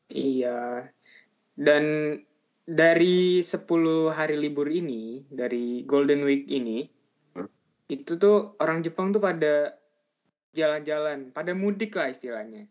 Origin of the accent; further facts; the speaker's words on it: Indonesia; Dari Indonesia